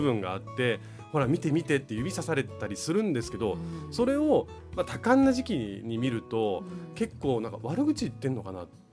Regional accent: Gotemba, Shizuoka, Japan; moved away; 真っ暗で動物の声がギャンギャンギャンギャンって聞こえる中で生まれ育った

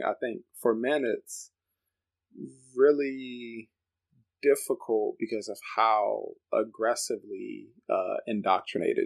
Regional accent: Washington, District of Columbia, United States; moved away as an adult; now in Chicago, United States; I grew up in the Washington, D.C. area originally. That's where I'm from. Been in Chicago since about 2014.

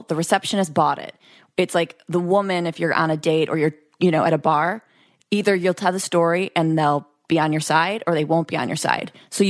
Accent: Utica, New York, United States; I'm from Utica.

